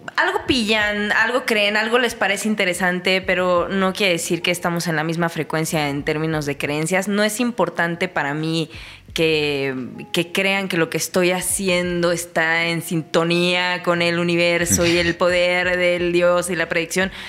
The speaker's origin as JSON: {"language": "Spanish", "region": "State of Mexico", "country": "Mexico", "said": "soy una chica eh, mexiquense"}